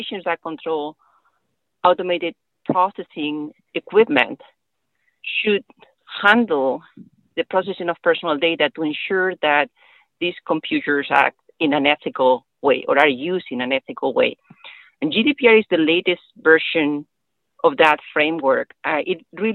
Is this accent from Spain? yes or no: yes; Spain; now in United States; I am attorney in Spain. I'm originally from Spain.